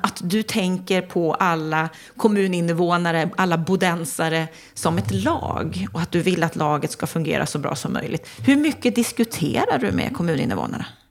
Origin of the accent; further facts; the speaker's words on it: Norrland, Sweden; jag är norrlänning